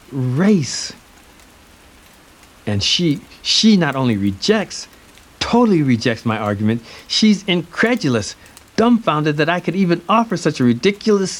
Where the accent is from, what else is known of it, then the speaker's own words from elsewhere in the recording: United States; I'm coming from America